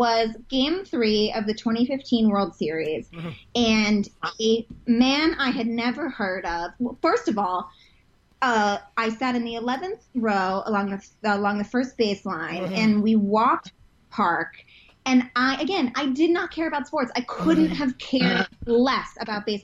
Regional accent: Utah, United States; moved away as an adult; now in New York, United States; I'm from Utah originally

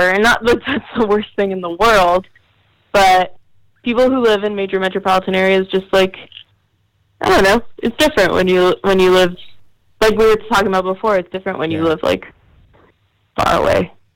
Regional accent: New Jersey, United States; to be from New Jersey

